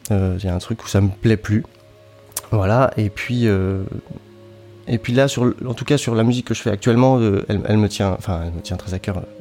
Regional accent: Brittany, France; now in Lyon, France; je suis pas né à Lyon, moi je suis né en, Bretagne, je, suis, je viens du sud de la Bretagne dans un petit village au bord de la mer.

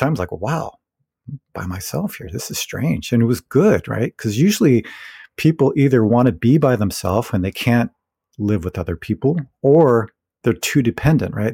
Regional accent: California, United States; moved away; also born or lived in Providence / Berkeley; I'm originally from California, so, you know, California always felt like home

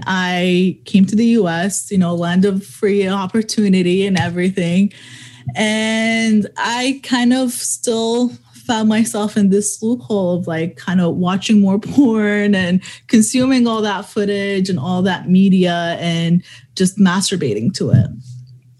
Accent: Dubai, United Arab Emirates; also born or lived in Middle East; I was born in the Middle East. I grew up in Dubai most of my life

